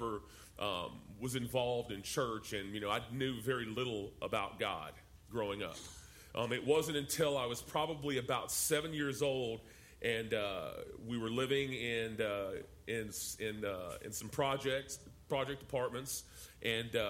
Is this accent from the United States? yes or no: yes; San Diego, California, United States; also born or lived in Dallas, Texas; I grew up in Southern California, in San Diego, in the ghettos of Southern California